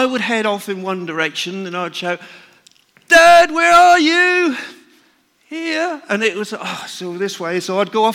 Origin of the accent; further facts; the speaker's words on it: North Norfolk, East of England, United Kingdom; I was brought up in North Norfolk, where my father used to be a market gardener